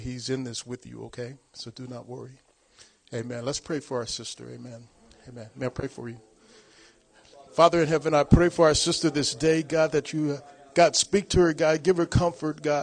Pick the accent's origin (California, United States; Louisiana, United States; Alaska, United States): California, United States; Long Beach; moved away as an adult; I was born and raised in Long Beach, California.